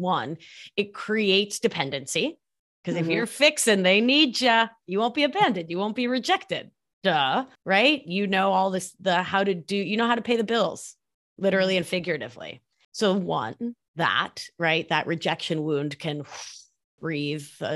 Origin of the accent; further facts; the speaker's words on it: Argentina; first language Spanish; English is a second language; moved away; I'm from Argentina